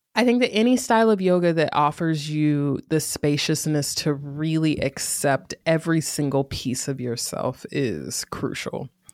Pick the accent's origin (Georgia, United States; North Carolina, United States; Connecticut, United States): North Carolina, United States; Greensboro; moved away as an adult; also born or lived in Durham, North Carolina; now in Oakland area, California, United States; I grew up in Greensboro, North Carolina, and I spent the last decade ab, in Durham, North Carolina